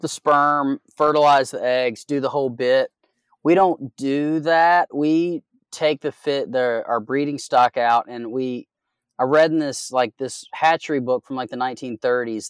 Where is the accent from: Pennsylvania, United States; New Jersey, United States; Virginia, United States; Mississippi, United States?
Virginia, United States; Southwest; moved away as an adult; also born or lived in California / Oregon; I'm from Southwest Virginia